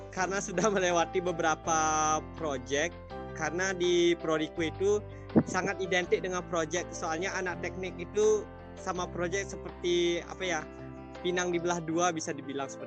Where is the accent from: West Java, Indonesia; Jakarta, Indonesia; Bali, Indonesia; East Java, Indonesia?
Bali, Indonesia; Kayu Putih; Asal aku dari Desa Kayu Putih, uh, dekat daerah wisata Lovina.